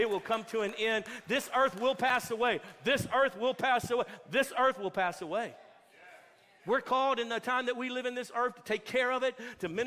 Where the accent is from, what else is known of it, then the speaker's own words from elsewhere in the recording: Texas, United States; especially as Americans, especially as Texas Americans